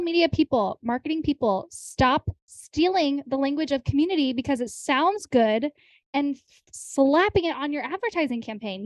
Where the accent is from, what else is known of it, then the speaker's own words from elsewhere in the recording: United States; I grew up in Amish country